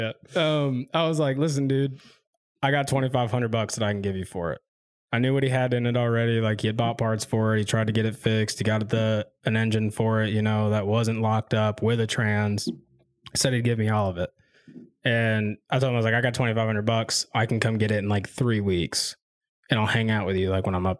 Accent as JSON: {"language": "English", "town": "Quad Cities", "region": "Iowa", "country": "United States", "said": "I'm from the Quad Cities of Iowa. We put so much salt on our roads, it's ridiculous."}